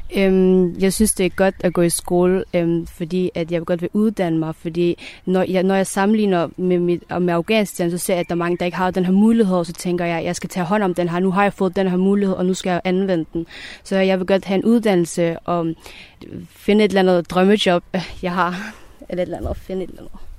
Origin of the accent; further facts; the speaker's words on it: Denmark; jeg er jo født og opvokset i Danmark